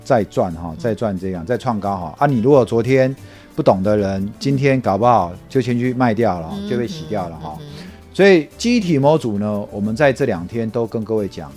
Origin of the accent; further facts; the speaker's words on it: Taipei, Taiwan; also born or lived in Beitou, Taipei; 我在合江街，嗯。在那条，嗯。那一条夜市长大的